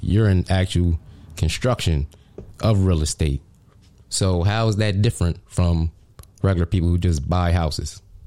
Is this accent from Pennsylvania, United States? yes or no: yes; Harrisburg, Pennsylvania, United States; in my hometown of Harrisburg, PA.